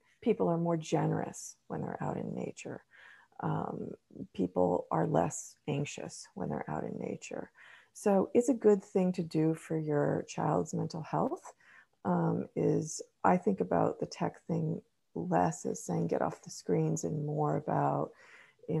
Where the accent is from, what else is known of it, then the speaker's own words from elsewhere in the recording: California, United States; growing up in California